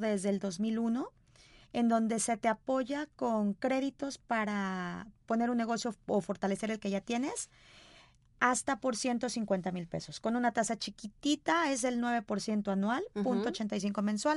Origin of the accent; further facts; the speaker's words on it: Sonora, Mexico; now in Guadalajara, Mexico; soy sonorense de nacimiento, pero tapatía de corazón.